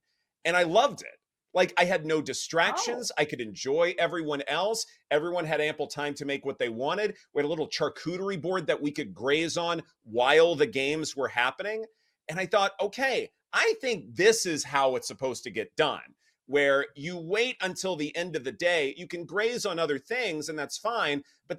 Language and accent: English; the South, United States; Like, I mean, I'm from the South, and so sometimes we've had warm Thanksgivings